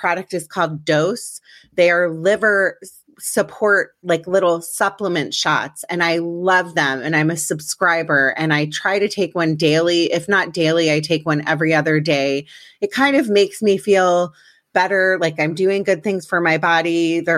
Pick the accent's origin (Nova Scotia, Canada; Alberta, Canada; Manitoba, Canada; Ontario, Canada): Manitoba, Canada; Winnipeg; I was originally born in Winnipeg